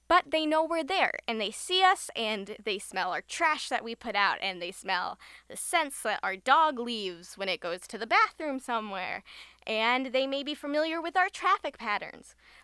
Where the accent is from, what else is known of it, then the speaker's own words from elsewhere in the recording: Chicago, Illinois, United States; So, for example, I am from the Chicago area, and we have a lot of big parks in the city.